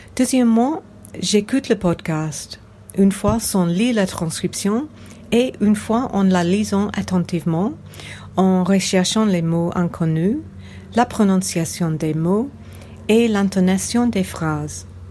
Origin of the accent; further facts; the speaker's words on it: England, United Kingdom; French is a second language; now in Sydney, Australia; Quand j'étais jeune, j'habitais en Angleterre